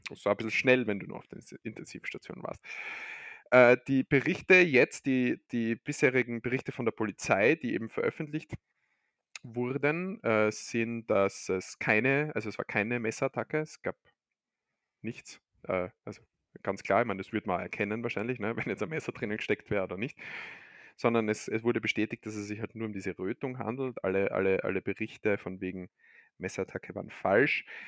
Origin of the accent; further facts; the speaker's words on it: Austria; bei uns in Österreich